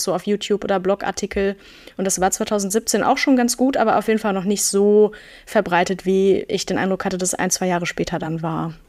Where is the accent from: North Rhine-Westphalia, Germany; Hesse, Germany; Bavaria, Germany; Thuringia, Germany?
North Rhine-Westphalia, Germany; Münster; moved away; in meiner Heimatstadt Münster